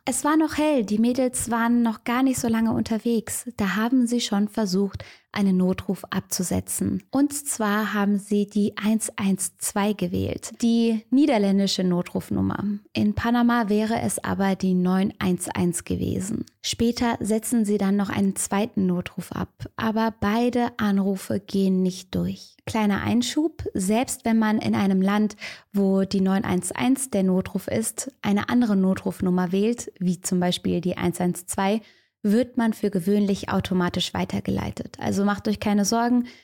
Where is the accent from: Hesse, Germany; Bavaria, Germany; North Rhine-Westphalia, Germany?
North Rhine-Westphalia, Germany; Cologne; ich als Kölnerin